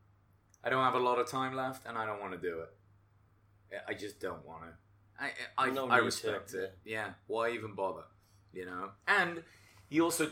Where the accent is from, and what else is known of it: England, United Kingdom; moved away